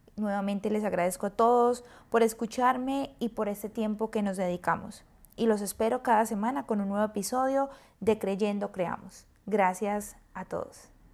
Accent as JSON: {"language": "Spanish", "country": "Colombia", "moved": "as an adult", "lives_now": "San Francisco, United States", "said": "soy orgullosamente colombiana, una colombiana viviendo en una de las mejores ciudades y de las ciudades más lindas de Estados Unidos, San Francisco"}